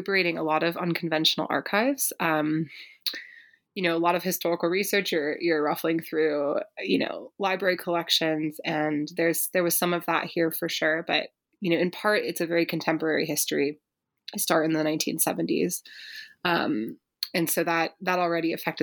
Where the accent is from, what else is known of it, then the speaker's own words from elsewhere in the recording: Berkeley, California, United States; I grew up in Berkeley, California